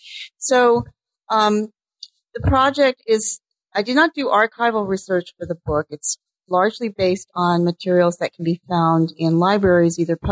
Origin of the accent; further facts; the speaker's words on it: California, United States; Well, I grew up in California, and so I was always facing west, looking across the Pacific.